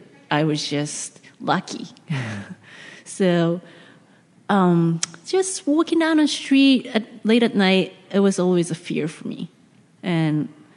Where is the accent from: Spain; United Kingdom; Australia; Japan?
Japan; also born or lived in Seattle, United States; now in New York, United States; I'm from Japan.